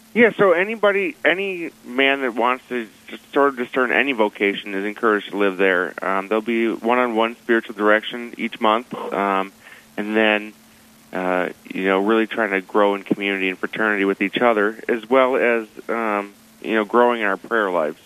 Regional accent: Ham Lake, Minnesota, United States; moved away as an adult; now in Fargo, United States; I'm from Ham Lake, Minnesota, which is in the Archdiocese of St. Paul

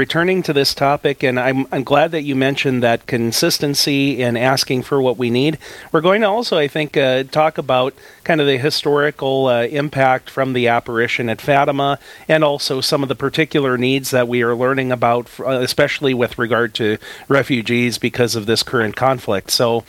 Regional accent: Napoleon, North Dakota, United States; As you head south of the town of Napoleon, my hometown, on Highway 3

